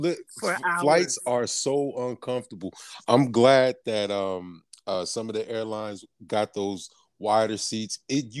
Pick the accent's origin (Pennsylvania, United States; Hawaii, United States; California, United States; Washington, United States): California, United States; San Francisco; moved away; I'm from San Francisco.